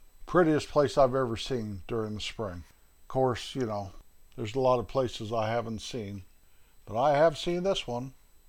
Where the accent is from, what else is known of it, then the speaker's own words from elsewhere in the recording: north central Rocky Mountains, Colorado, United States; up in the north central Rocky Mountains where my hometown is located.